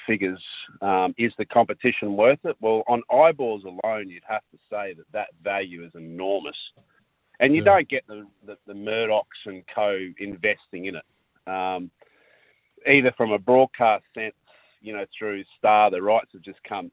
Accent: Queensland, Australia; as a Queenslander

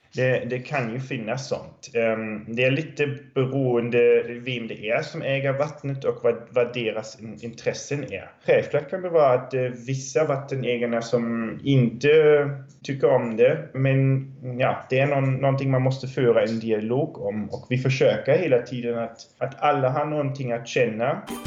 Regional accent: Germany; now in Tranås, Sweden; jag är från Tyskland

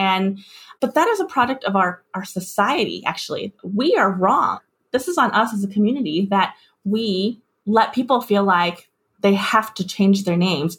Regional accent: Los Angeles, California, United States; also born or lived in Taiwan; I'm an immigrant, actually. So I was born in Taiwan. I came to the U.S. at the age of 6. I grew up in a suburb in Los Angeles, and it was a primarily, you know, Asian American, Chinese American community.

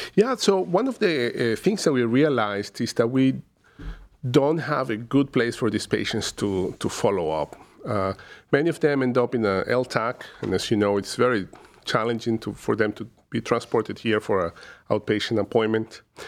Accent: Caracas, Capital District, Venezuela; moved away as an adult; now in Cleveland, United States; originally from, uh, Caracas, uh, Venezuela, where I completed my medical training.

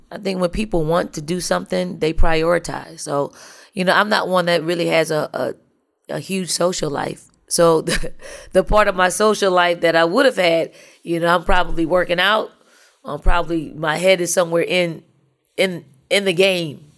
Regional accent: Philadelphia, Pennsylvania, United States; moved away as an adult; now in South Carolina, United States; I, I am from North, I'm from the projects of North Philly.

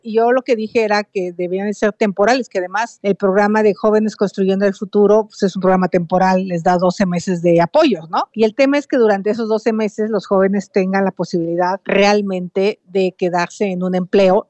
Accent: Valle del Mezquital, Hidalgo, Mexico; also born or lived in Iztapalapa, Mexico City; now in Mexico City, Mexico; yo vengo del Valle del Mezquital, yo soy una migrante a la ciudad que llegó a Iztapalapa a vivir

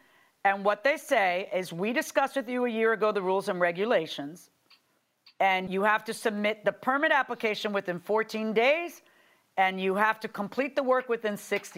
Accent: Florida, United States; I'm from Florida

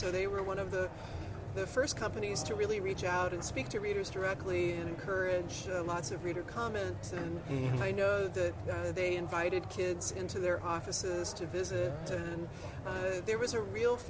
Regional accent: Southern Indiana, United States; Southern Indiana, a little town called Vivi.

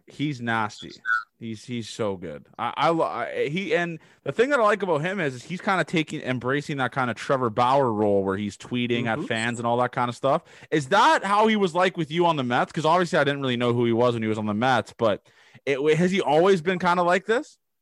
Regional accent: Canada; I'm from Canada

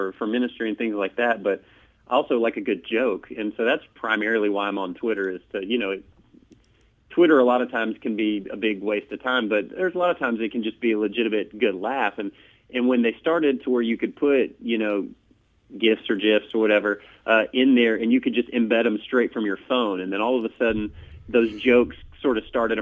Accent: United States; I was from the States

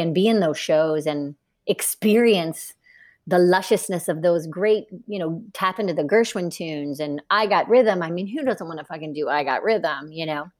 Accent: Northern Kentucky, United States; moved away; I grew up in Northern Kentucky, a small town in Kentucky

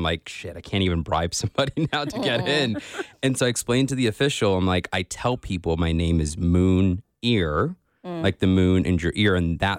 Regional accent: India; I'm from India.

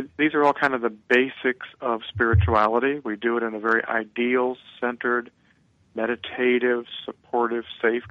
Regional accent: Missouri, United States; So am I. We're both born in Missouri

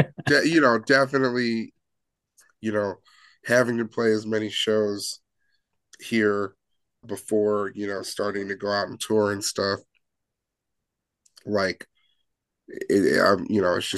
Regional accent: Chicago, Illinois, United States; I mean, yeah, we're all from Chicago or the Chicagoland area.

